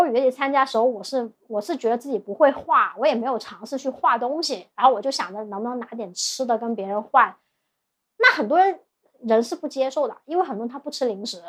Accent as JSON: {"language": "Chinese", "town": "Guangzhou", "region": "Guangdong", "country": "China", "also_born_or_lived": "Shanghai", "said": "我是广州人"}